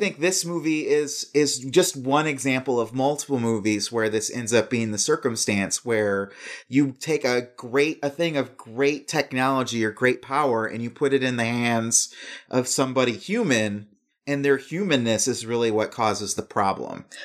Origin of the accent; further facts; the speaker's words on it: Lansing, Michigan, United States; moved away; where I grew up in Lansing, Michigan